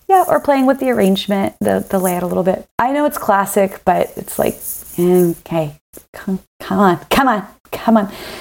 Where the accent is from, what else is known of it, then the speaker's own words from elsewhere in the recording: the South, United States; being from the South